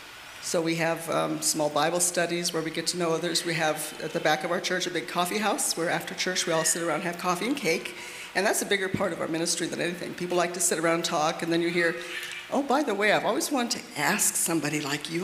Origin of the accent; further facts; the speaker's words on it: Phoenix, Arizona, United States; moved away as an adult; now in Germany; we're originally from Phoenix, Arizona. And we met when we were in the youth group there in our high school years